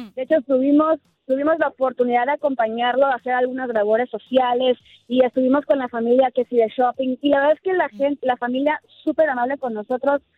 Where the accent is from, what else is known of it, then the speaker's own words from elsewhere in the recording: Mexico; somos mexicanos